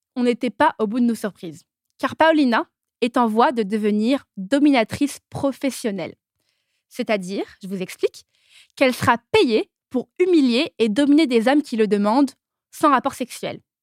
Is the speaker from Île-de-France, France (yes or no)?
yes; Paris, Île-de-France, France; je suis née et j'ai grandi à Paris.